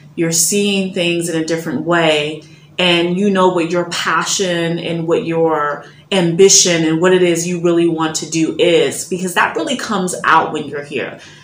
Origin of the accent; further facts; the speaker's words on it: Chicago, Illinois, United States; moved away as an adult; also born or lived in Germany; now in Ghana; I'm coming from Chicago